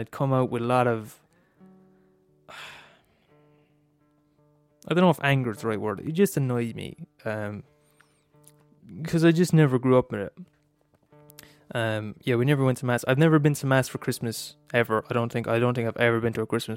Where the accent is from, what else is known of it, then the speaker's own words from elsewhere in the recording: Ireland; I'm Irish, and I was born in Ireland in 2000, millennium baby